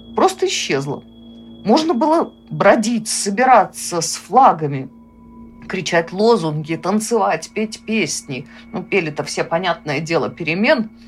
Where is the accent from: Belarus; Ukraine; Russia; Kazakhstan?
Belarus; мы, белорусы